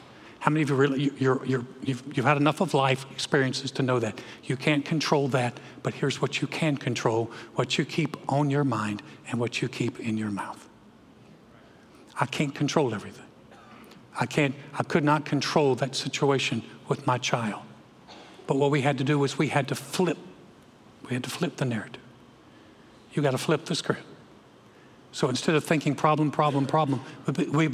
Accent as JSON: {"language": "English", "region": "North Carolina", "country": "United States", "moved": "yes", "said": "I'm from North Carolina"}